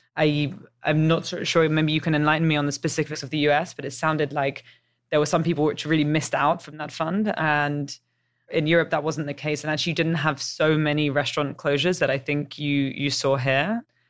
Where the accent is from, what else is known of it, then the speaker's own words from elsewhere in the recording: England, United Kingdom; moved away as an adult; also born or lived in Chicago / San Francisco / New York; I've got a bit of an accent. Uh, I'm English